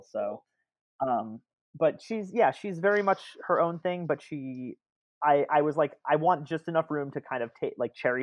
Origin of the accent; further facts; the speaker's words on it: New Jersey, United States; also born or lived in Brooklyn; I'm from Central Jersey, and then I have a bit of Brooklyn in me that comes out at times